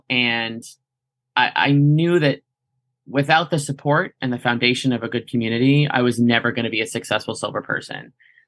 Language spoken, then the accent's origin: English; Boston, Massachusetts, United States; I'm from Boston, Massachusetts. I'm 37 years old.